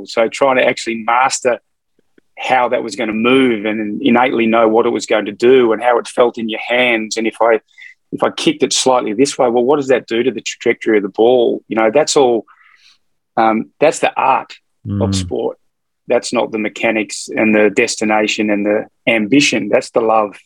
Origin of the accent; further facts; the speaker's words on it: Fremantle, Western Australia, Australia; also born or lived in Melbourne; now in Northern New South Wales, Australia; I grew up in Hamilton Hill, which is a suburb sort of in south of Fremantle in Western Australia.